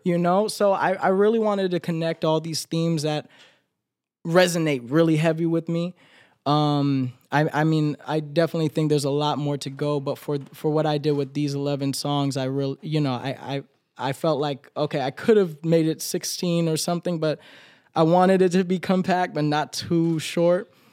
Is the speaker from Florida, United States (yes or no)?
yes; Florida, United States; accent: Florida accent; moved away as an adult; now in New York, United States; just because I'm from Florida, I have to sound like this. Just because I'm from Florida, I have to dress like this